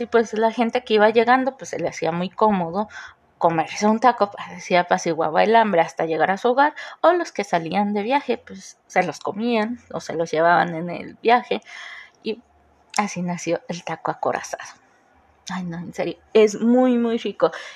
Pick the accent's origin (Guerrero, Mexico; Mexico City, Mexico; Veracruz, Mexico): Mexico City, Mexico; moved away; also born or lived in Cuautla, Morelos; lo que yo entiendo como chilanga